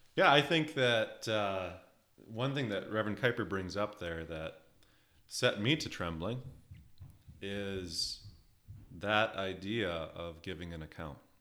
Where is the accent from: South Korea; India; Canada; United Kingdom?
Canada; Alberta; now in Ontario, Canada; I'm from Western Canada, in the beautiful uh, province of Alberta.